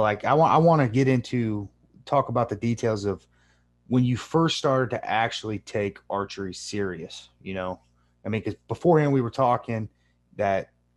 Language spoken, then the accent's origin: English; Michigan, United States; moved away; I grew up in Michigan